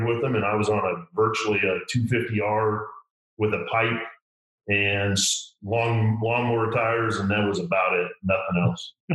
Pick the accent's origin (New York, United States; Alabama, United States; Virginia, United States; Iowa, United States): Iowa, United States; Growing up in Iowa